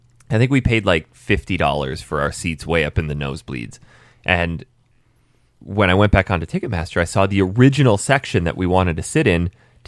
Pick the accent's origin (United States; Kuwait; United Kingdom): United Kingdom; now in Canada; I'm a British citizen with a Canadian address